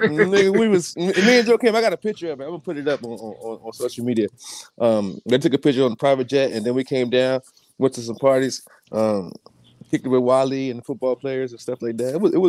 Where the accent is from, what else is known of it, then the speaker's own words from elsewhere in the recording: Philadelphia, Pennsylvania, United States; moved away as an adult; also born or lived in Virginia; I'm from Philadelphia.